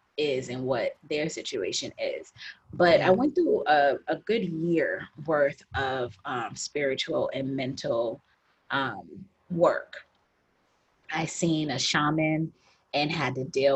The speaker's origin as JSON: {"language": "English", "country": "United States", "moved": "yes", "said": "I'm an American"}